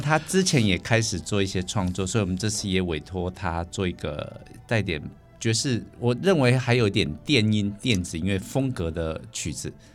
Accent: Taichung, Taiwan; 他们只要听说我是台中人

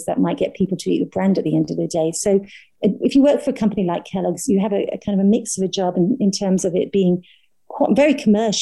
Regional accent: Ireland; also born or lived in Dublin; I'm Irish. So I did all my training in Dublin.

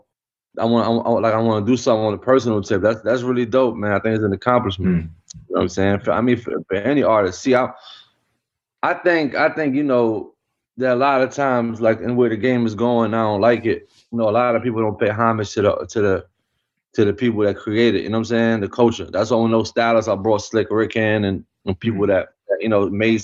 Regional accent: New York City, New York, United States; also born or lived in Morocco; I'm from the South Bronx. I'm literally from four blocks away where hip hop was created.

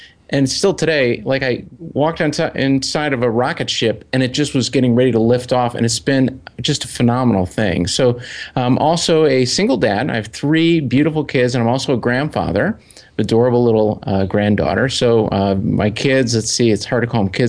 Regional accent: Chicago, Illinois, United States; I'm from Chicago

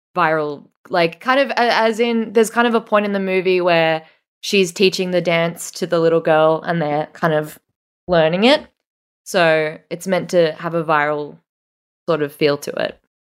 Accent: Australia; this is a very Australian thing where we say Megan, um, but Americans say Megan.

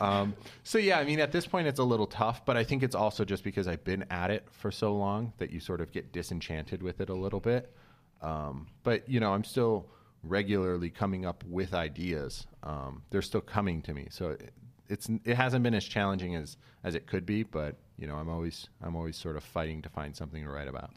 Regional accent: Kalamazoo, Michigan, United States; moved away as an adult; also born or lived in Albuquerque, New Mexico; now in Los Angeles, United States; I grew up in, like, West Michigan

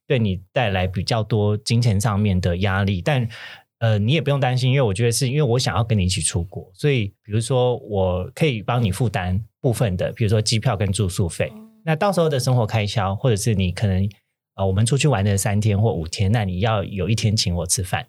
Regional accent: Kaohsiung, Taiwan; 我是高雄人

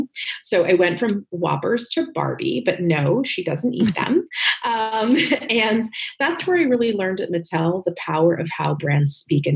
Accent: Northern New Jersey, United States; moved away as an adult; also born or lived in New York City; now in Los Angeles, United States; really raised in New Jersey, Northern Jersey

